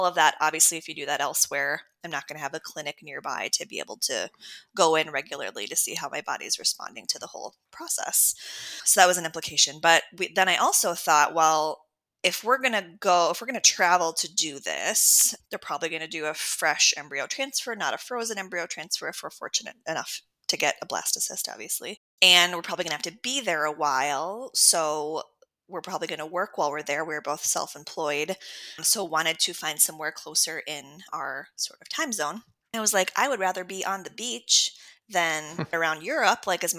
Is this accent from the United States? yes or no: yes; Minneapolis, Minnesota, United States; So I was born in Minneapolis. I have always lived nearby. I went up north to Bemidji for college, but came back down.